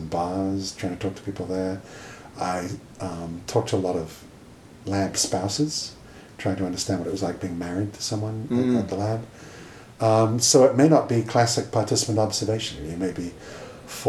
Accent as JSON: {"language": "English", "country": "United Kingdom", "moved": "yes", "said": "my home country of Britain"}